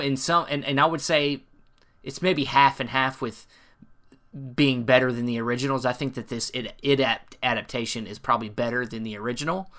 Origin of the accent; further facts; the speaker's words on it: North Carolina, United States; where I'm from North Carolina